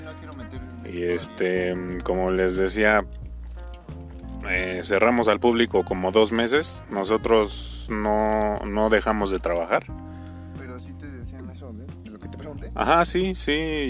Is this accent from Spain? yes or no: no; Mexico; Como buen mexicano, como buenos mexicanos.